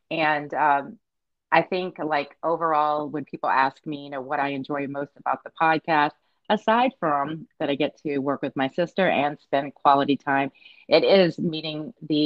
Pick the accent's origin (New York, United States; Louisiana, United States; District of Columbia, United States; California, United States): Louisiana, United States; Southeast; we are from Louisiana, Southeast Louisiana